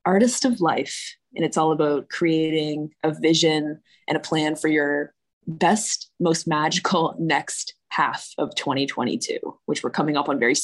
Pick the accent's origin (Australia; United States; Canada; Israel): Canada; Brantford, Ontario; also born or lived in Toronto; I moved from Toronto to Brantford, which is where I grew up. So I'm living in the town that I grew up in now